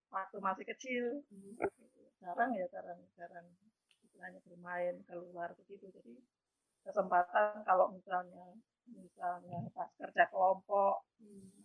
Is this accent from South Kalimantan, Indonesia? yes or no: no; Purworejo, Central Java, Indonesia; saya kan kabupatennya Purworejo saya di daerah di desanya itu di Sumber Sari.